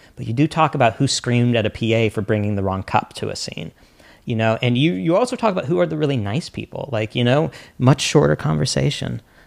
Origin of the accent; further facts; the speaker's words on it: the Ozarks, United States; also born or lived in New York; now in Los Angeles, United States; I'm from the Ozarks originally.